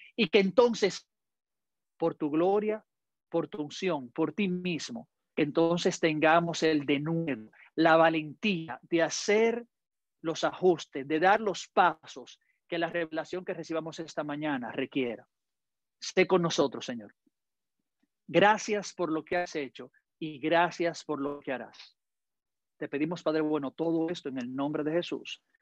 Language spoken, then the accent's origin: Spanish; Dominican Republic; yo como dominicano hablo muy rápido